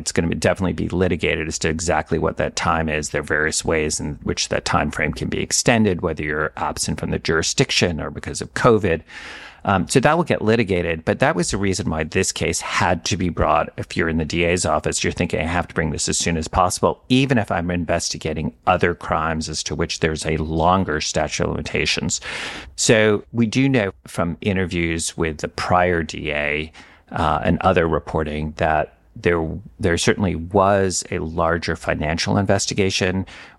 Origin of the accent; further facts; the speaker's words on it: New York, United States; There was a judge in the district I grew up in the Eastern District of New York